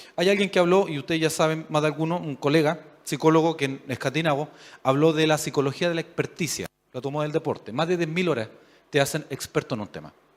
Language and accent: Spanish; Chile; A nosotros nos gusta pensar como buenos chilenos